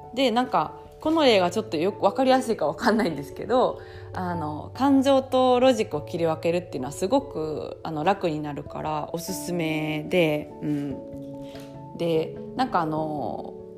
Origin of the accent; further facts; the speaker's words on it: Osaka, Japan; 私、えっと、大阪出身